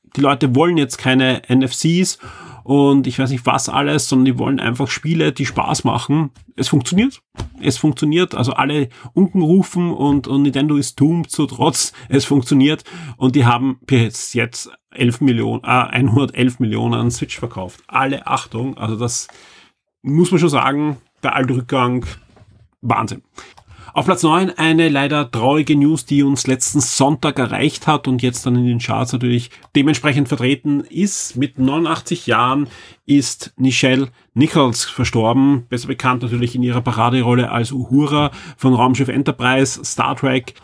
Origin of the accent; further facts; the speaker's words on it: Austria; bei uns in Österreich